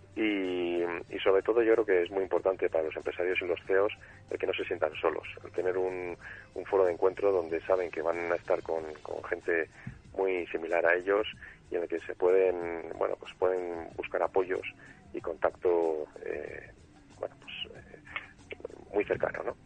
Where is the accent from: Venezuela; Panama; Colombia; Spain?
Spain; Valladolid, Castile and León; moved away as an adult; also born or lived in Madrid; soy de Valladolid